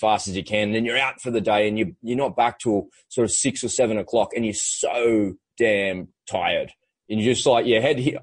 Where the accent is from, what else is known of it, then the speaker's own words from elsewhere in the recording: Australia; an Aussie kid growing up by the beach in the water